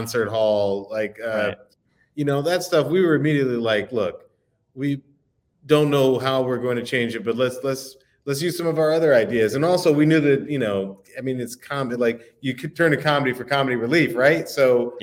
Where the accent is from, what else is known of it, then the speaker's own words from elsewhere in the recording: the South, United States; I'm from the South.